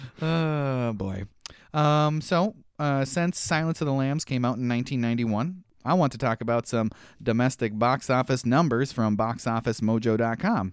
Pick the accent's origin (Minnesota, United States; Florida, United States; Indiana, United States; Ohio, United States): Minnesota, United States; as a Minnesotan